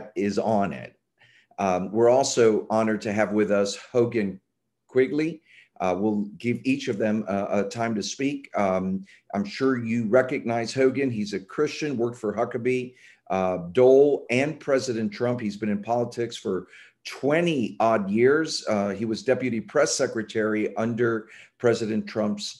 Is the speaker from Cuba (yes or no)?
yes; Cuba; now in United States; I was born in Cuba in 1960